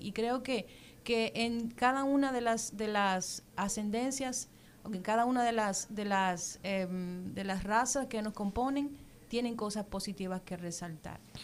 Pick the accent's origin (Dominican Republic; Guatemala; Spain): Dominican Republic